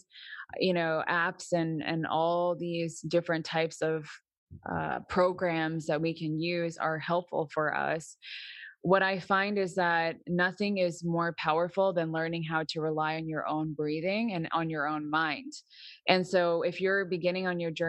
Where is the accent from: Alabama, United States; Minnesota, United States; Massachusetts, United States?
Massachusetts, United States; also born or lived in New York; now in Florida, United States; I was born in Massachusetts